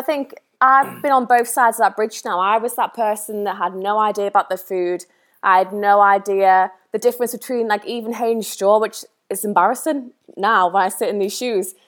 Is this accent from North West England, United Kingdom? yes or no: yes; the Wirral, North West England, United Kingdom; moved away; I was born and raised on the Wirral